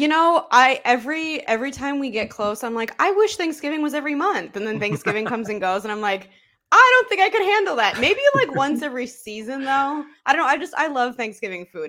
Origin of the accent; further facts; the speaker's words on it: Chicago, Illinois, United States; I am born and raised in Chicago